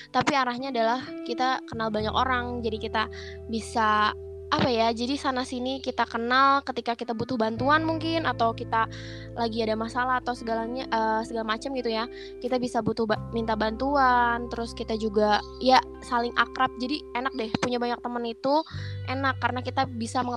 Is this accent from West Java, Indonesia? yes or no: yes; Bogor, West Java, Indonesia; gue sebenarnya asalnya dari Bogor